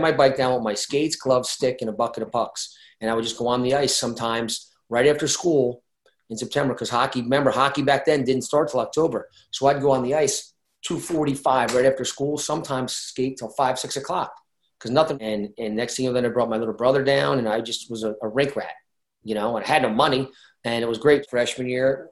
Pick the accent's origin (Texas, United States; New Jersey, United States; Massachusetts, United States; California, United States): New Jersey, United States; Brick; I grew up in Brick, New Jersey